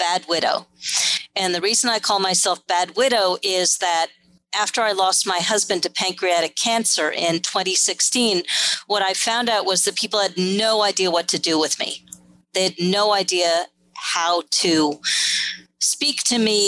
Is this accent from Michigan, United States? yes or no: no; New York, United States; I grew up in New York